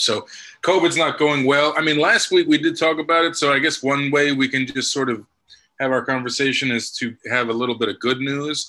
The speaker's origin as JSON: {"language": "English", "region": "New York", "country": "United States", "said": "I'm from New York. I grew up a Yankees fan"}